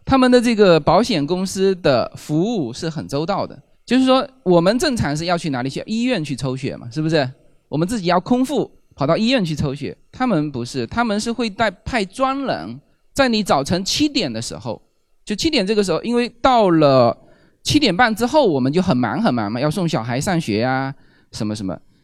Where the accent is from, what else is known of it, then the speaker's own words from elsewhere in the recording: China; 我们中国人叫媳妇叫娶进门嘛